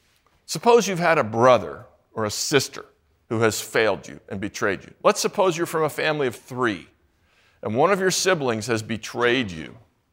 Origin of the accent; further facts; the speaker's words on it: St. Louis, Missouri, United States; I'm from St. Louis, mostly. also other places.